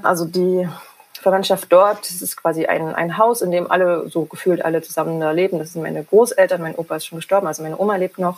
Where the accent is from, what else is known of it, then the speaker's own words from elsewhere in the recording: GDR, East Germany, Germany; ich bin in der DDR groß geworden